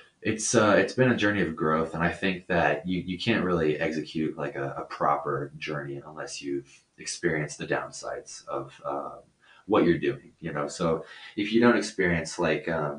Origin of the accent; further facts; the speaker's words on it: Colorado, United States; also born or lived in Concord, California; I moved here, and I've been here for about 17 years